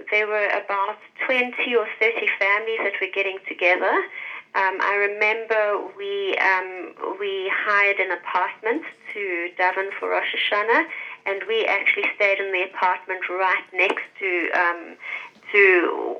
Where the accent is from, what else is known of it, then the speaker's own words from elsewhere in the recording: Johannesburg, Gauteng, South Africa; moved away as an adult; now in United Arab Emirates; So I come from Johannesburg. Well, I come from South Africa. I was living in Johannesburg before we moved to the UAE.